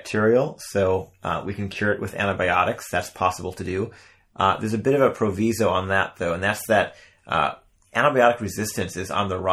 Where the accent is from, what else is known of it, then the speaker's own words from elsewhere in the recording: Midwest, United States; accent: Midwestern; my Midwestern accent